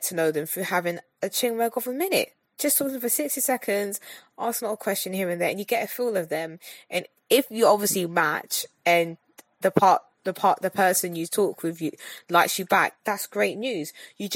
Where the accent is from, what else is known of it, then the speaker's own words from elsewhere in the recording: London, United Kingdom; I'm a Londoner, you know, from the UK